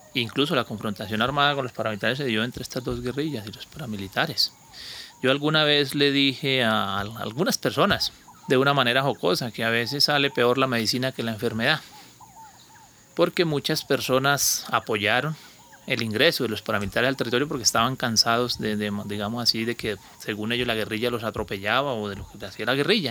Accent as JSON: {"language": "Spanish", "town": "Monterrey", "country": "Colombia", "moved": "as an adult", "said": "dentro de Monterrey, de mi pueblo"}